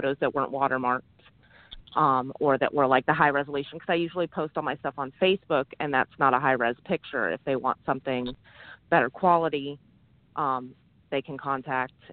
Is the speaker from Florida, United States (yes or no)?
yes; Bradenton, Florida, United States; We're out of Florida. I'm from Bradenton